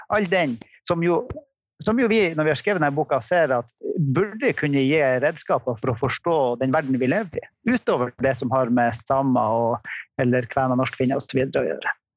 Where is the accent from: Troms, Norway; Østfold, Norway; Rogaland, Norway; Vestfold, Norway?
Troms, Norway; Tromsø area, Norway; Jeg er fra Tromsø-området